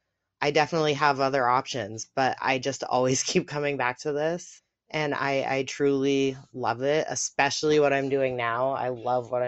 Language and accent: English; Canada; I'm from Canada. That's as specific as I'm going to get, but I am a Canadian friend here.